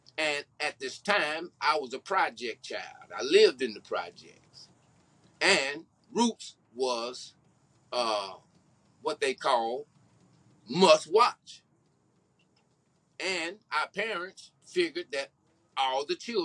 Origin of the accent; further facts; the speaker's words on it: Houston, Texas, United States; my hometown of Houston, Texas